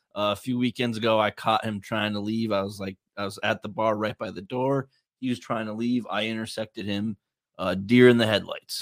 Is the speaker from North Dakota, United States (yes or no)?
yes; Bismarck, North Dakota, United States; We're from Bismarck, North Dakota.